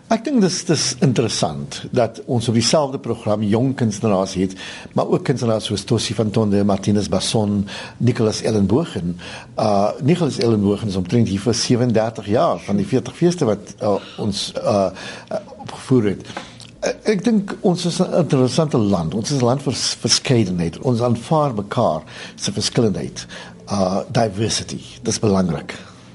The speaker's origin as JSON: {"language": "Afrikaans", "country": "South Africa", "also_born_or_lived": "Grahamstown", "said": "as Suid-Afrikaners"}